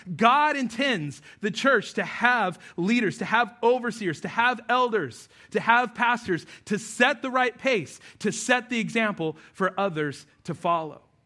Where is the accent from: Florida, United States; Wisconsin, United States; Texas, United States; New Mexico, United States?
New Mexico, United States; moved away; I grew up out west in New Mexico